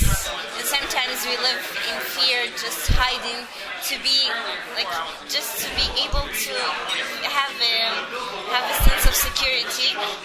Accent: Bethlehem, West Bank, Palestine; born there; English is a second language; Yes, I was born in Bethlehem.

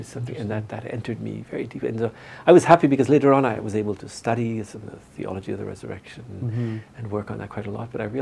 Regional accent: Northern Ontario, Canada; moved away as an adult; I'm from Northern Ontario.

